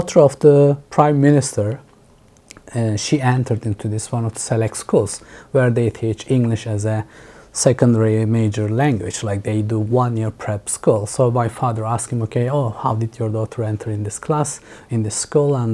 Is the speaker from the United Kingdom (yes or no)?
no; Mediterranean Region, Turkey; English is a second language; moved away as an adult; also born or lived in Istanbul / Dubai; now in Berlin, Germany; I grew up in a rural village on the South Mediterranean coast on the Taurus Mountains